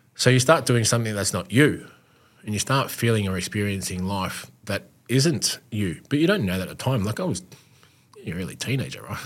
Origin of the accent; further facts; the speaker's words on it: Australia; as an Aussie male